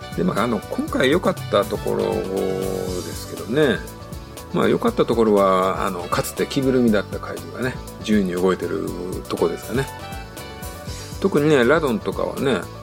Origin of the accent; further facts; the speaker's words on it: Tokushima, Japan; 自分徳島県